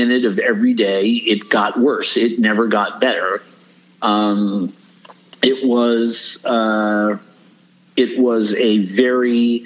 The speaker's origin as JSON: {"language": "English", "town": "New York City", "region": "New York", "country": "United States", "tie": "born or raised there", "moved": "yes", "said": "I grew up in New York City."}